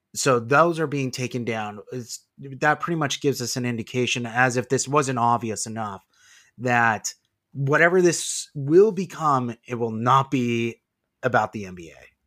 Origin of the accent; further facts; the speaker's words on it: Las Vegas, Nevada, United States; also born or lived in California; I live in Las Vegas. I've lived here for most of my life.